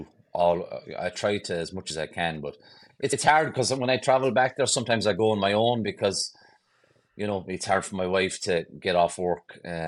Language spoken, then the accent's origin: English; Ireland; born or raised there; moved away as an adult; now in Boston, United States